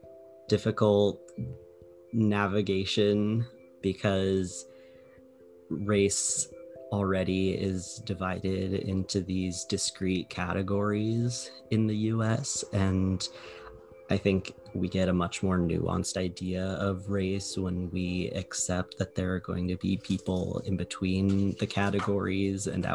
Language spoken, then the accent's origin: English; Arizona, United States; moved away as an adult; now in San Diego, United States; I grew up in Arizona, and now I'm living in San Diego